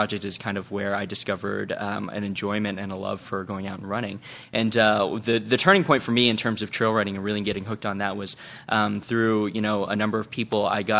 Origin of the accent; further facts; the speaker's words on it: East Coast, United States; You know, I come from the East Coast where everyone's just kind of a little uptight and we walk a little too fast.